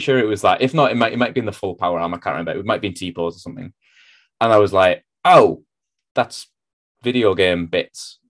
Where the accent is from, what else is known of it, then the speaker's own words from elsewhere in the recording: North East England, United Kingdom; moved away as an adult; also born or lived in Manchester; I'd lived in the Northeast my entire life, pretty much